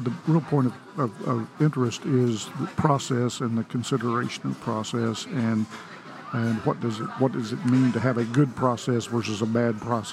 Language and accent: English; Oklahoma, United States; now in Texas, United States; I live in Texas, and I grew up in Oklahoma, moved to Texas, and learning a little bit about the size of Texas has always been a revelation to me for the 50 years I've lived here now.